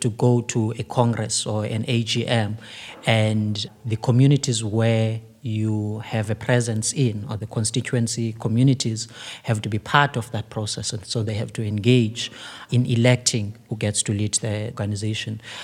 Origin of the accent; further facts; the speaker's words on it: Cape Town, Western Cape, South Africa; I come from Kailicha